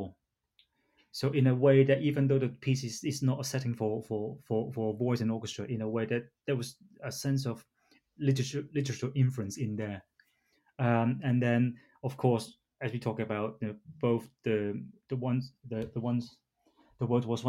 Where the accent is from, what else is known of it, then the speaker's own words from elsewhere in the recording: Hong Kong; now in England; because I was born in Hong Kong